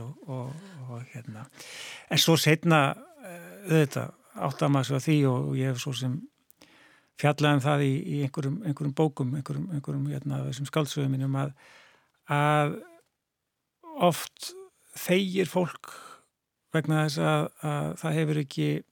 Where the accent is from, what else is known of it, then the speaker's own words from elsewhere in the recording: Reykjavík, Capital Region, Iceland; ég sko ólst upp í Reykjavík og bjóð hér til 12 aldus